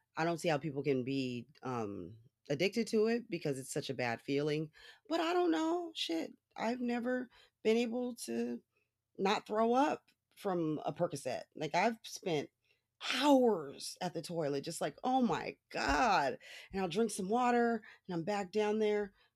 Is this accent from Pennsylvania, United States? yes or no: no; Los Angeles, California, United States; I was born in Hollywood